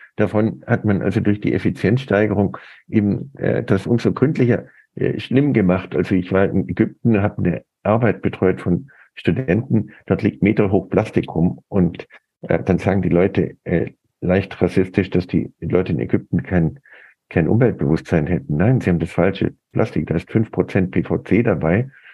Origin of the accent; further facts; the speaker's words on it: United States; moved away; ich bin in den USA groß geworden